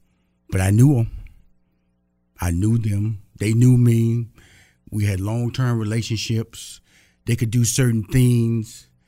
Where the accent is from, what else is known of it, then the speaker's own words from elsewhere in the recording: Texas, United States; You know, I'm from Texas, so they say you can start a business with a handshake.